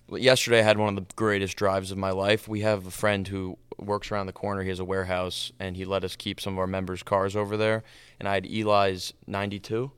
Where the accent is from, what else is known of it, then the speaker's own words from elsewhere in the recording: New York, United States; I grew up in New York, um, for most of, all of my life.